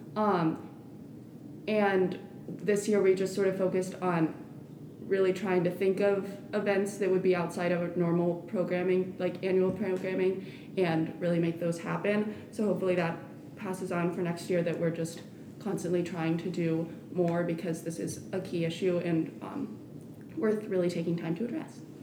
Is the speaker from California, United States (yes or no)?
no; Hickory, North Carolina, United States; moved away; I'm a senior, and I'm from Hickory, North Carolina.